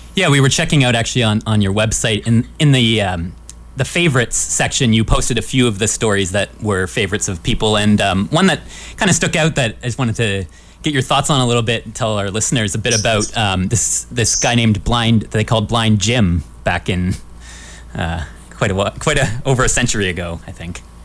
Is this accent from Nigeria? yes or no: no; Canada; we're Canadian